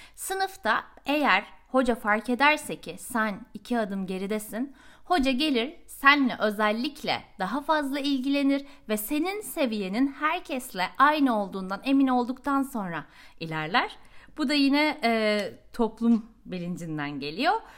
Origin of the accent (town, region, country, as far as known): Turkey; moved away as an adult; now in Sweden